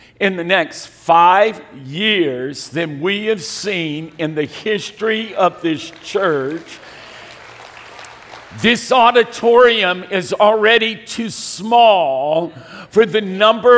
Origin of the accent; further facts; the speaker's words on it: California, United States; I'm from California